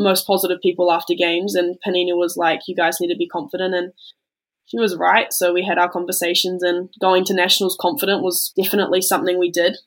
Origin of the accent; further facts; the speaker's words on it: New Zealand; being a Kiwi